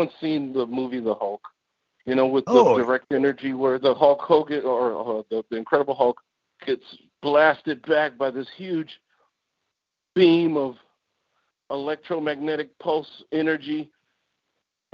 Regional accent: Chicago, Illinois, United States; moved away as an adult; now in Seattle, United States; I'm from Chicago, Illinois, and I was stationed up here in the beautiful Seattle area

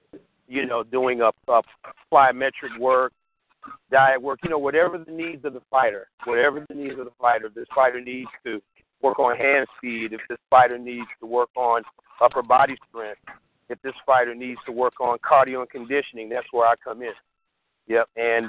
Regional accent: Indianapolis, Indiana, United States; also born or lived in Atlanta, Georgia; I was born and raised in Indianapolis, Indiana.

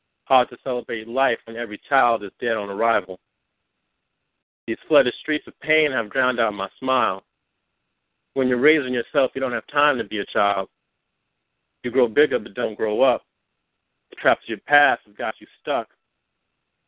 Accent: Oakland, California, United States; now in New York, United States; I'm from California. I reside in New York right now, but I'm from Oakland, California, from the town

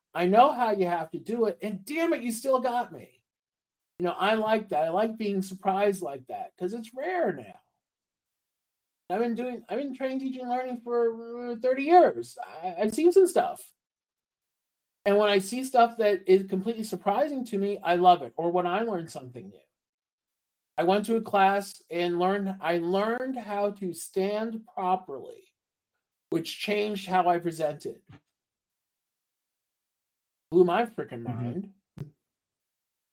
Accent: New York, United States; I'm from New York. New Yorkers talk with their hands

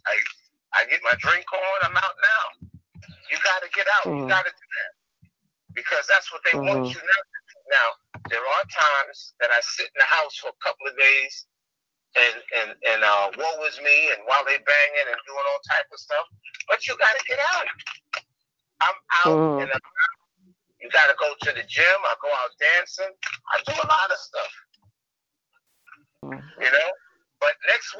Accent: New York City, New York, United States

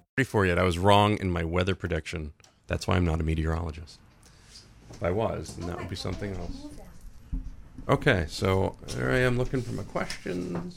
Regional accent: Dixfield, Maine, United States; I grew up in Dixfield.

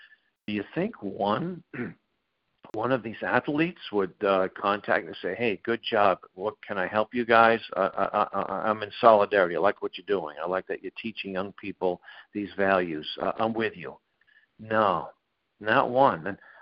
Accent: Boston, Massachusetts, United States; growing up in Boston, I'm 61.

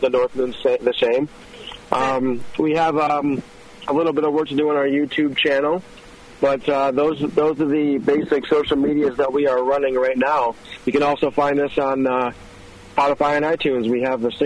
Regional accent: Watertown, New York, United States; we are from Watertown, New York, way up near the Canadian border

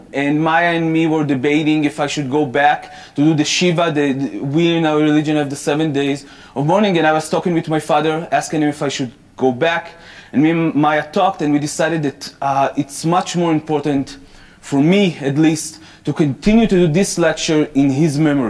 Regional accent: Jerusalem, Jerusalem District, Israel; moved away; I'm 28 years old. I'm from Jerusalem, born and raised in Jerusalem. I'm an actually seventh generation in Jerusalem. My grandpa was born in the old city, was a fifth generation in Jerusalem.

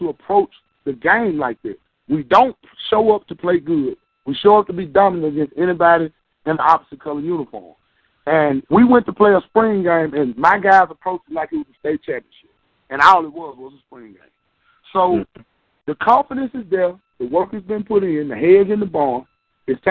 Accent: the South, United States; I'm from the South

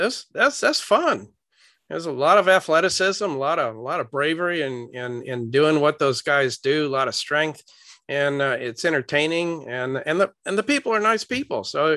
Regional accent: St. Louis, Missouri, United States; Well, growing up in the city, I didn't have any exposure to the cowboy life. You know, I grew up in St. Louis.

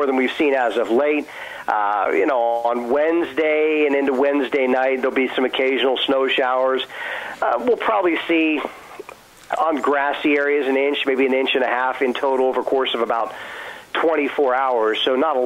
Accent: Allegheny County, Pennsylvania, United States; also born or lived in South Texas; Born and raised in Allegheny County

